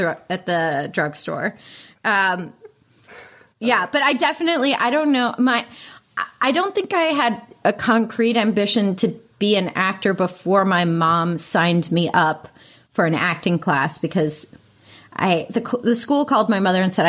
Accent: Pittsburgh, Pennsylvania, United States; Pittsburgh, Pennsylvania.

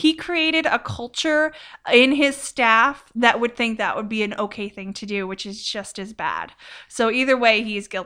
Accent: Bloomfield, New Jersey, United States; I'm from the lovely state of New Jersey, Bloomfield.

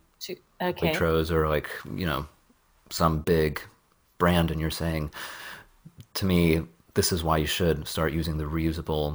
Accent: Bay Area, California, United States; now in London, United Kingdom; I'm from the Bay Area

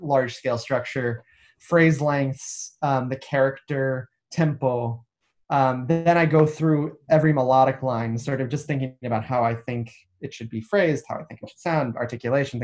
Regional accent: United States; now in United Kingdom; As an American

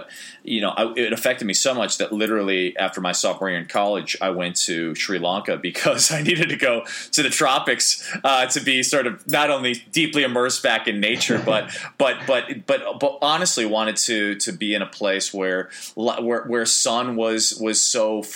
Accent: Chicago, Illinois, United States; moved away as an adult; also born or lived in Maine; growing up in Chicago, where the winters could be particularly brutal and dark

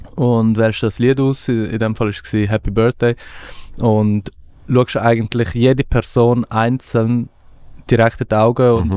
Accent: Switzerland; also born or lived in Afghanistan; Ich bin irgendwie mit neun in die Schweiz gekommen

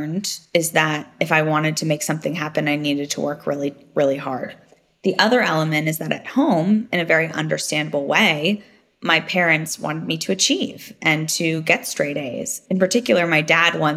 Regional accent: Silicon Valley, California, United States; I grew up in Silicon Valley before it was Silicon Valley as we know it today

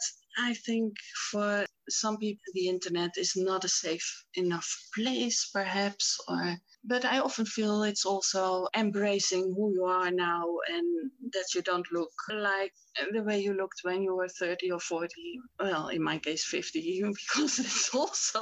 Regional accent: Rotterdam, South Holland, Netherlands; I grew up in Rotterdam

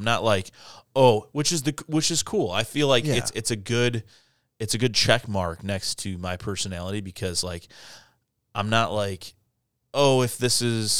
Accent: Ireland; and I'm Irish. And I'm Catholic

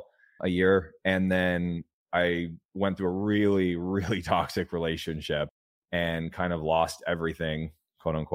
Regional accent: California, United States; I grew up in a trailer park in California

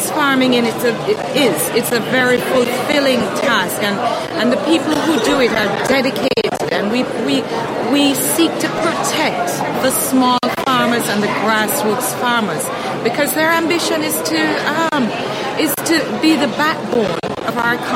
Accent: Jamaica

